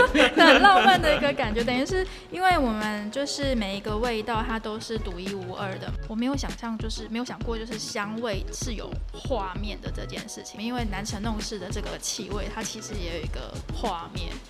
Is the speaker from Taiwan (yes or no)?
yes; Taichung, Taiwan; 因为我是台中人，